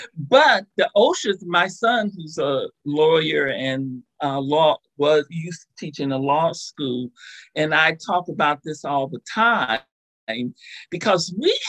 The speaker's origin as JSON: {"language": "English", "region": "Oregon", "country": "United States", "lives_now": "Ohio, United States", "said": "kind of remember when I moved to Ohio, I was in shock that they had not banned indoor smoking, because I came from Oregon and, you know, that hippy-dippy liberal state."}